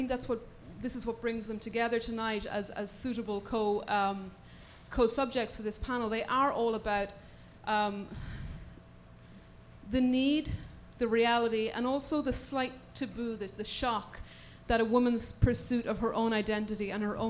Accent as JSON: {"language": "English", "country": "Ireland", "moved": "yes", "lives_now": "United States", "said": "I'm an Irish novelist based in the US"}